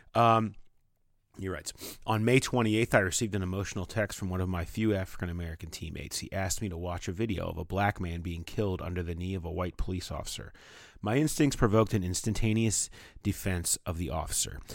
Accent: Toronto, Ontario, Canada; moved away as an adult; I was raised in Mimico, a small neighborhood just outside of Toronto, Canada

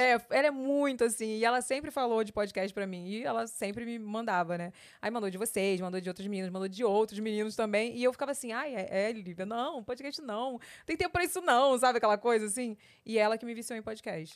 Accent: Rio de Janeiro, Brazil; also born or lived in São Paulo; eu sou carioca raiz

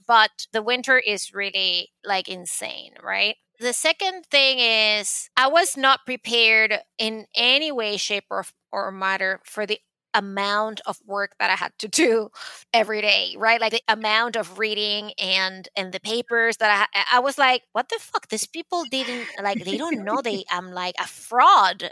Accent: Caracas, Capital District, Venezuela; English is a second language; moved away as an adult; now in New York City, United States; when I was growing up in Caracas

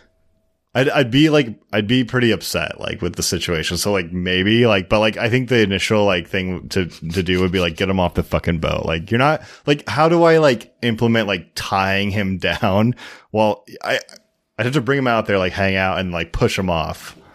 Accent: Seattle, Washington, United States; I'm from Seattle

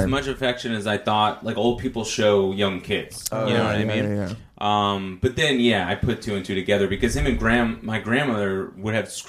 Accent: Bloomfield, New Jersey, United States; I grew up in Bloomfield.

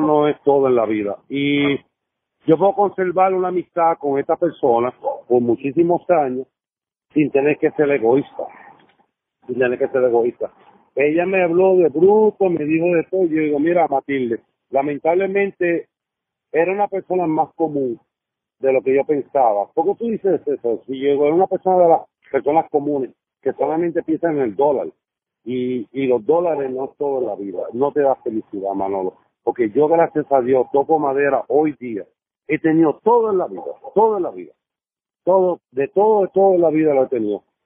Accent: Puerto Rico; moved away as an adult; now in New Jersey, United States; como boricua

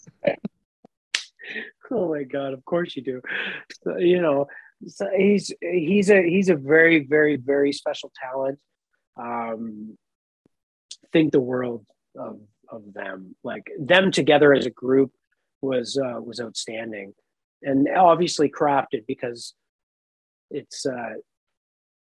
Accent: Nova Scotia, Canada; I grew up in Nova Scotia.

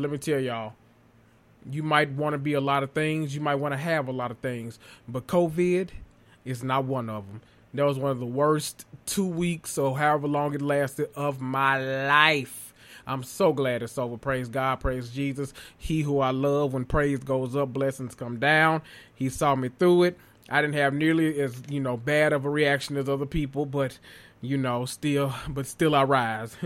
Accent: the South, United States; now in Memphis, United States; I'm from the South, too

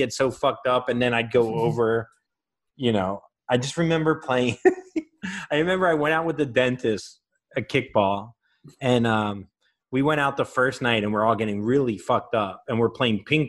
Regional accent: Florida, United States; I'm from Florida

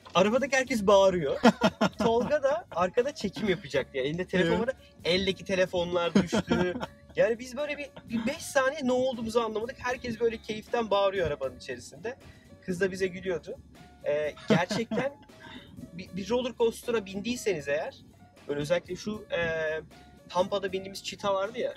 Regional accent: Turkey; Dedim Türkiye'liyim

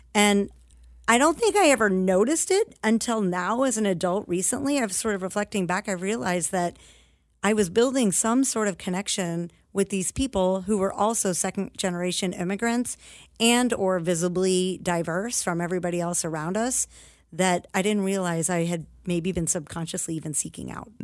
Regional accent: United States; having been born here, I actually have really intense ties to my patriotism as an American

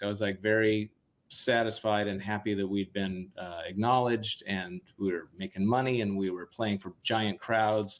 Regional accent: Seattle, Washington, United States; also born or lived in Boston / New York; I need to go back home. I need to go to Seattle. Yeah. And I went home and the joy of reconnecting with my hometown

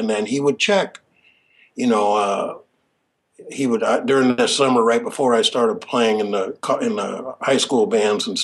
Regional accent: Vancouver, Washington, United States; I grew up in Vancouver, left for quite a few years going to school and then also traveling, playing music

